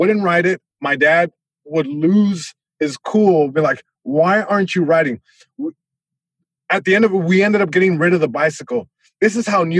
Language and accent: English; Long Beach, California, United States; I grew up in Eastside Long Beach.